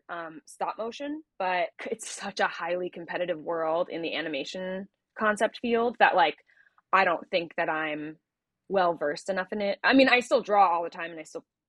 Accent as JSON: {"language": "English", "region": "New Jersey", "country": "United States", "tie": "born or raised there", "moved": "yes", "lives_now": "Los Angeles, United States", "said": "I am from New Jersey originally, the great Garden State. Yeah, born and raised"}